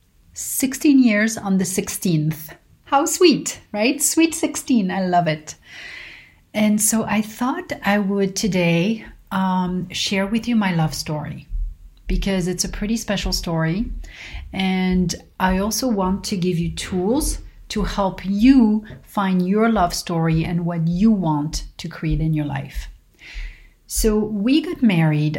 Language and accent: English; Paris, Île-de-France, France; moved away as an adult; also born or lived in South Carolina / New York; now in United States; I moved to the US from Paris, France, to go to college